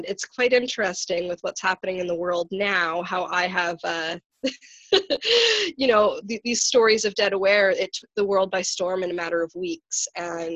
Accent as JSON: {"language": "English", "town": "Vancouver", "region": "British Columbia", "country": "Canada", "tie": "born or raised there", "said": "my hometown, Vancouver. I know Vancouver."}